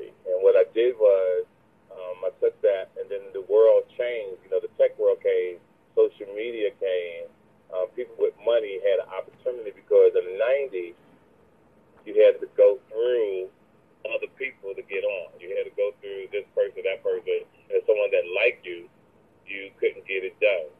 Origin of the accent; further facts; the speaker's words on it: Jersey City, New Jersey, United States; I'm originally from Jersey City, New Jersey